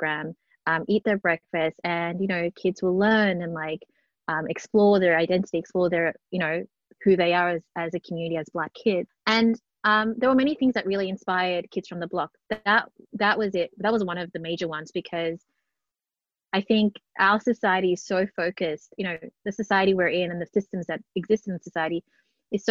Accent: Melbourne, Victoria, Australia; born and bred in Melbourne, grew up in public housing estates in Flemington and North Melbourne

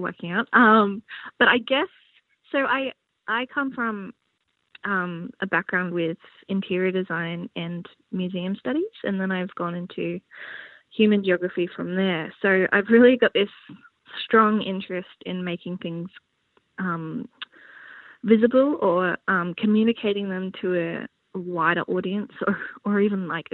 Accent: Brisbane, Queensland, Australia; moved away; I come from Brisbane

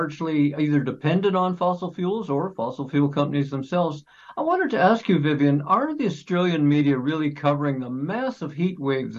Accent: Canada; I can tell you as a Canadian

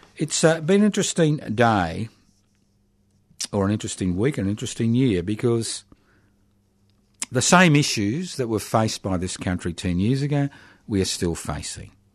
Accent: Australia; we as the Australian people

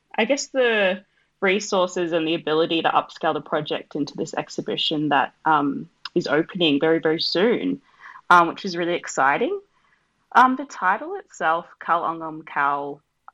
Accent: Australia; I'm an Australian-born Fijian artist and community worker

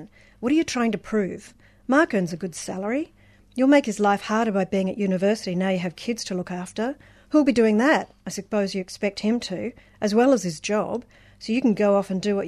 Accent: Brisbane, Queensland, Australia; moved away; I grew up in Brisbane.

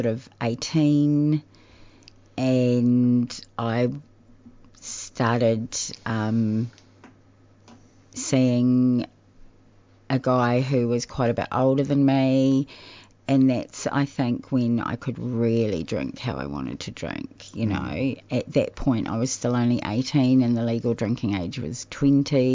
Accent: New Zealand; moved away as an adult; now in Australia; I'm from New Zealand

